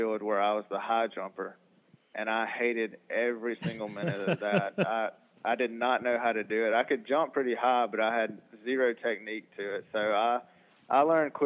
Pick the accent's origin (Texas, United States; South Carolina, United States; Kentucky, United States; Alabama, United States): Alabama, United States; Selma; also born or lived in Mobile, Alabama; I'm originally from Selma